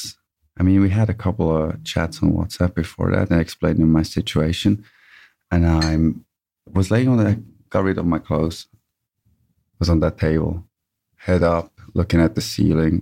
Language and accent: English; Bern, Switzerland; I'm from Switzerland, Bern